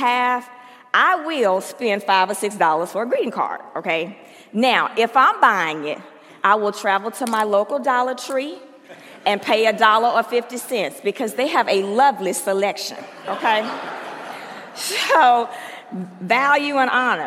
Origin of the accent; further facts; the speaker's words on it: Mississippi, United States; moved away; I'm from Mississippi, and I am a Southern Baptist